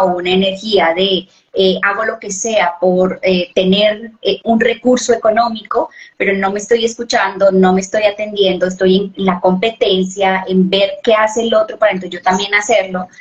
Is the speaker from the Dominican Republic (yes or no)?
no; Colombia; yo soy de Colombia, vivo en Colombia